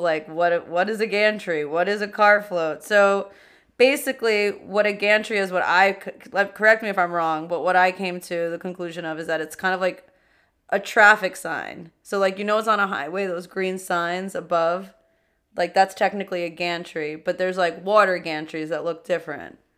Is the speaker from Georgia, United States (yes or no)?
no; New York City, New York, United States; two queens from Queens